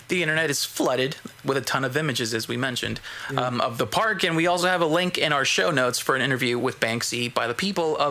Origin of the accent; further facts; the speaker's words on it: South Gate, California, United States; I'm from California. Ooh. Southgate, California